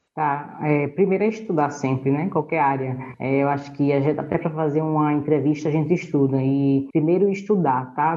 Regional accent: Northeast Region, Brazil; a gente fala aqui no Nordeste

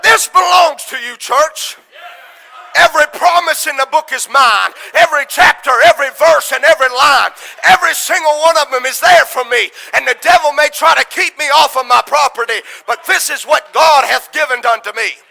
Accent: United States; America is my home country.

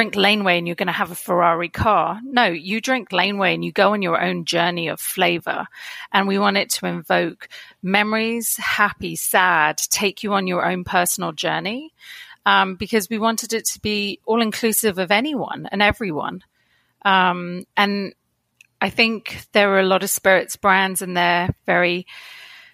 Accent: edge of Dartmoor near Plymouth, Devon, South West England, United Kingdom; moved away as an adult; now in Toronto, Canada; I grew up on the edge of Dartmoor near Plymouth.

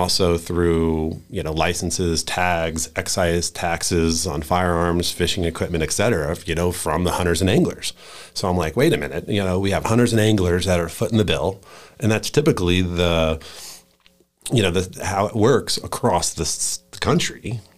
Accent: Virginia, United States; also born or lived in Florida; now in Wyoming, United States; so I'm a transplant to Wyoming, so I came out from Virginia via Florida in 02.

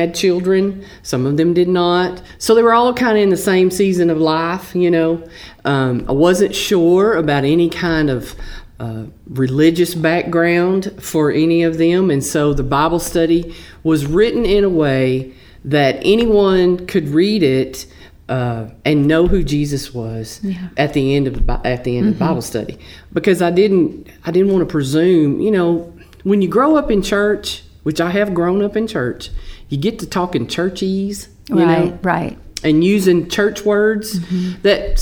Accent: Texas, United States; accent: Texas; also born or lived in Flint, Texas / Bullard, Texas; my Texas accent

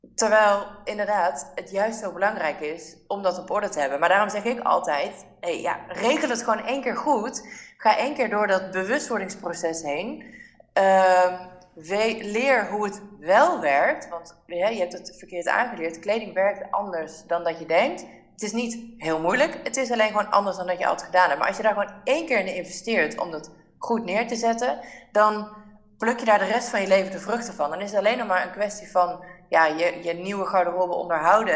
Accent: Netherlands; wij als Nederlanders

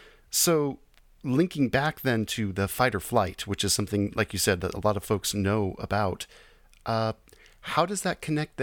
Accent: California, United States; now in Texas, United States; originally actually from California. So, and then I moved to Texas.

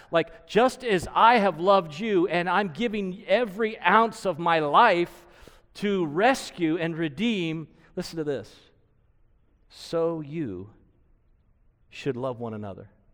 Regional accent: United States; We are American-made.

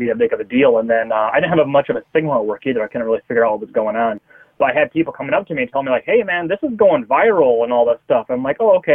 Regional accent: United States; I'm just an American

